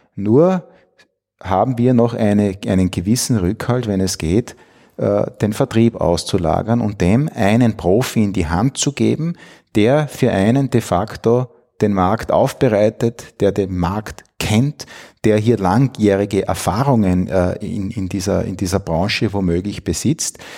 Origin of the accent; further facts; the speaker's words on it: Styria, Austria; moved away as an adult; also born or lived in Bologna, Italy; now in Vienna, Austria; bin groß geworden in der Steiermark, äh, bin zweisprachig aufgewachsen. Meine Mutter stammt aus Italien